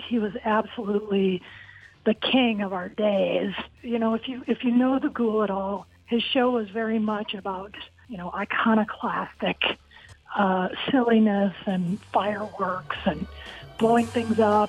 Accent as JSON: {"language": "English", "town": "Akron", "region": "Ohio", "country": "United States", "tie": "born or raised there", "moved": "yes", "said": "It was in Akron, Ohio. I grew up on Summit Lake"}